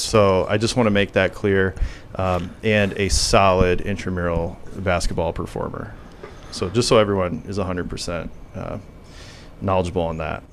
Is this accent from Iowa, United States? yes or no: yes; Sheldon, Iowa, United States; I'm from Sheldon. I grew up in Sheldon, Iowa.